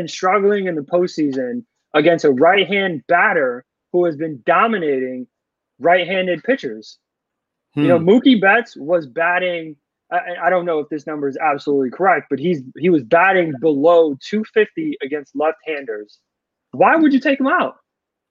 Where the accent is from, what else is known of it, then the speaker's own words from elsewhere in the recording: New York, United States; growing up in New York